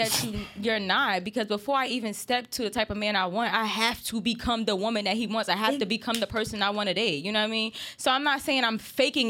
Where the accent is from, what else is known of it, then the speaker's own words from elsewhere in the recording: New Jersey, United States; So I came from Jersey. I went to Maryland. I go here.